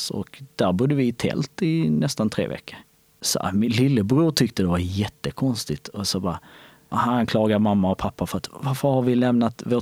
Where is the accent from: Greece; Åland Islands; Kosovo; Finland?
Kosovo; now in Sweden; Alltså visst, vi hade ju skog i, hemma i Kosovo också. Men det var, inte, det var inte så stort, det var inte så mycket som här.